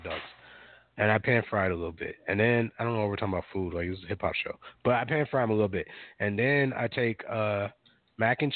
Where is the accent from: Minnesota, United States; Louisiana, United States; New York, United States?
Minnesota, United States; Minneapolis; I grew up in Minneapolis